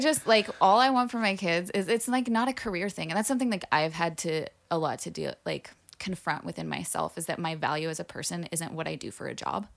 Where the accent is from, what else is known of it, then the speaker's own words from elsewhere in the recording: Burbank, California, United States; I grew up partially in the Burbank, LA area